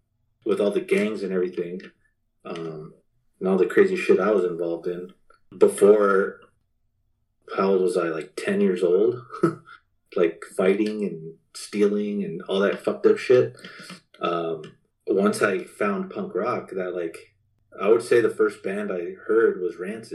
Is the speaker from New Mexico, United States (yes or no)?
yes; Albuquerque, New Mexico, United States; also born or lived in Washington, District of Columbia, United States; But just growing up in Albuquerque, seeing all the crazy shit I did, like seeing or living in DC, those situations were like, okay, this is what happens.